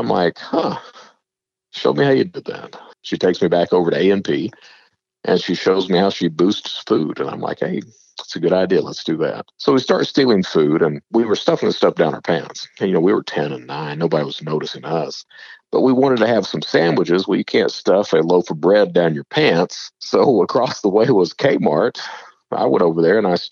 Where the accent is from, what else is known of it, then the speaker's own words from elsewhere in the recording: Eastern Kentucky, United States; I'm from Eastern Kentucky